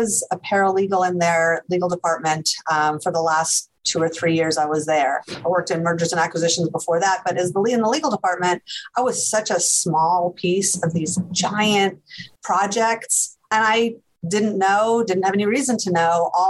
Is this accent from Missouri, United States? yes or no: no; just outside New York City, United States; moved away as an adult; now in Austin, United States; I grew up in New York, just outside New York City, oldest of three girls